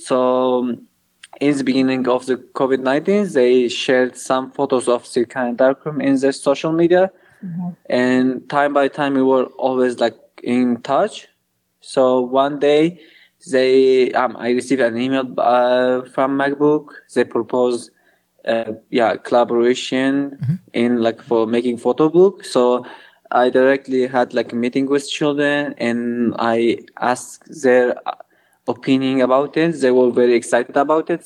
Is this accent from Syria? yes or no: yes; Kobani, Aleppo Governorate, Syria; moved away as an adult; now in Mardin, Turkey; I'm originally from Kobani. Kobani is a, uh, like a border city on the Syrian and Turkish border.